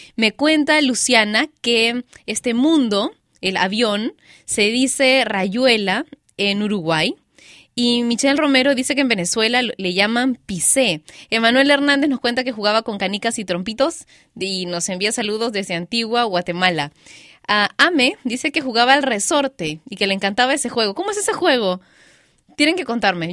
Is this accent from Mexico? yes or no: no; Peru; Liga, le decimos en Perú.